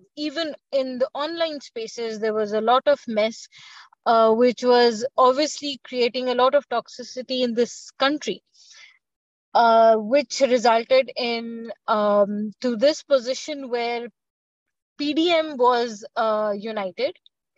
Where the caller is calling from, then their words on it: Lahore, Punjab, Pakistan; I am based in Lahore, Pakistan.